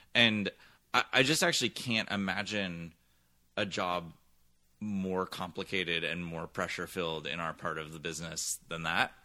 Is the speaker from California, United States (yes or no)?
yes; San Francisco Bay Area, California, United States; moved away as an adult; I grew up mostly in the San Francisco Bay Area, where my dad taught theater and still does at San Francisco State